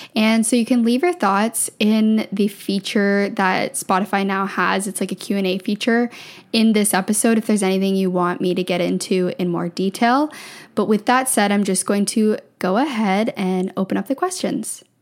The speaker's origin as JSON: {"language": "English", "area": "just outside of Toronto", "region": "small town in Ontario", "country": "Canada", "tie": "born or raised there", "moved": "as an adult", "lives_now": "Vancouver, Canada", "said": "I grew up in Ontario, small town in Ontario, just outside of Toronto"}